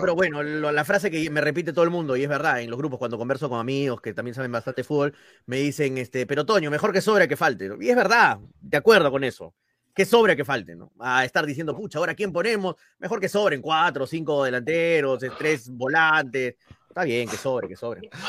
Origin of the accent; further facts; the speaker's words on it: Mollendo, Arequipa, Peru; Nacional de Moyendo, Nacional que es de mi tierra